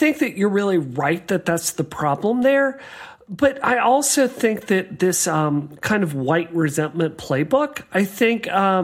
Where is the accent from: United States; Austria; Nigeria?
United States; the South; I grew up in the South